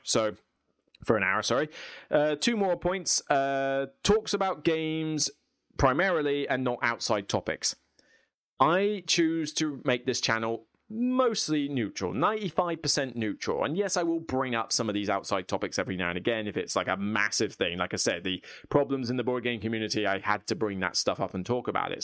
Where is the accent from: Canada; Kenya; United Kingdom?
United Kingdom; I'm British.